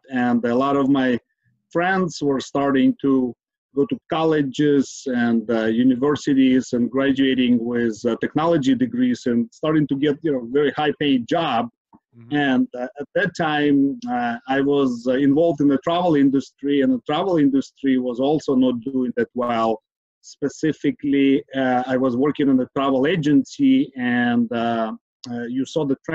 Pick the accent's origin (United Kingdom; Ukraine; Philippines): Ukraine; Kyiv; now in San Francisco Bay Area, United States; born and raised in Kyiv, Ukraine, immigrated to United States, San Francisco, Bay Area, 20 plus years ago